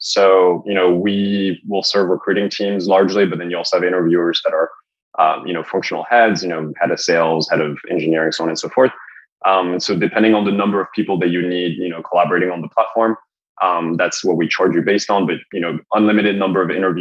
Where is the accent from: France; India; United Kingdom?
France; also born or lived in Los Angeles, United States; now in United States; I'm from France originally